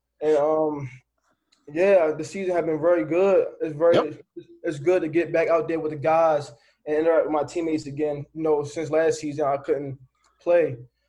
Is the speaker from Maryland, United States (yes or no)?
yes; Baltimore, Maryland, United States; So I'm from Baltimore City. You know, inner city kid, rough neighborhood.